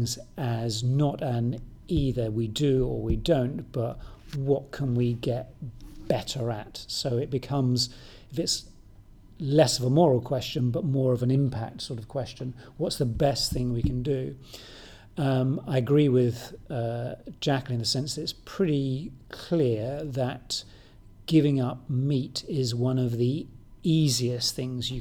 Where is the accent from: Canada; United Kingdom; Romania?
United Kingdom; moved away; I'm British, I'm not Mongolian or anything